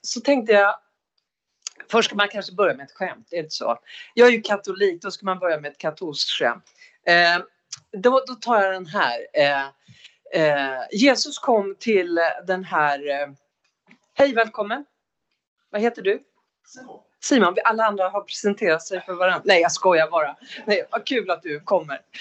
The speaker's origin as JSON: {"language": "Swedish", "town": "Umeå", "region": "Västerbotten County", "country": "Sweden", "tie": "born or raised there", "said": "Jag är född i Umeå 1960"}